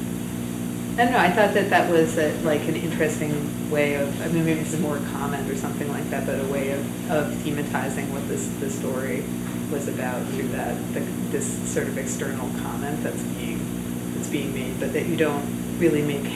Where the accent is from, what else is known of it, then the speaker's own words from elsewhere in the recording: New York, United States; I'm from New York